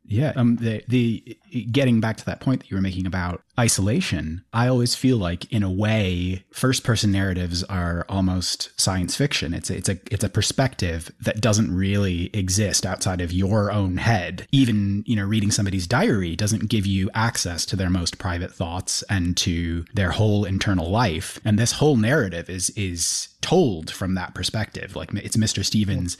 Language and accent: English; United Kingdom; I'm a British citizen